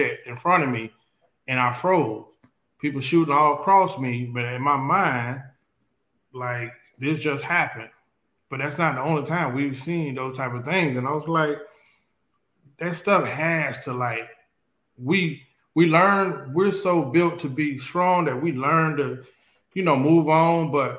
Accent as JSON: {"language": "English", "area": "Riviera Beach", "region": "Florida", "country": "United States", "tie": "born or raised there", "said": "I grew up in Revere Beach"}